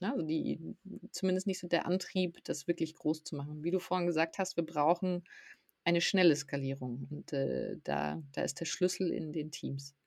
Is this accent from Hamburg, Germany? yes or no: no; south of Munich, Bavaria, Germany; Ich bin südlich von München in der Natur aufgewachsen